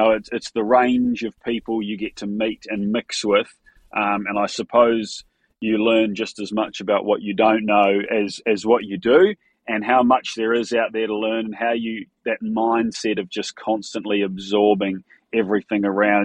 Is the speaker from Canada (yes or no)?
no; New Zealand; moved away as an adult; now in Australia; I grew up in New Zealand